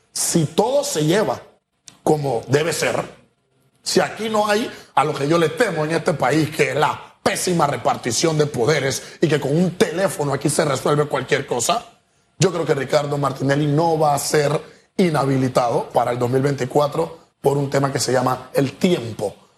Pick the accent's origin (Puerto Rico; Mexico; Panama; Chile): Panama; yo soy una persona que vive en Panamá y que tengo los pies sobre la tierra y que soy panameño